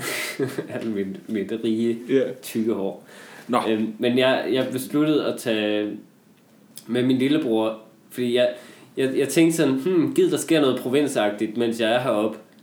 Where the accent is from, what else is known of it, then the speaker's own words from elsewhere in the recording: North Jutland, North Denmark Region, Denmark; moved away; jeg var hjemme i Nordjylland i julen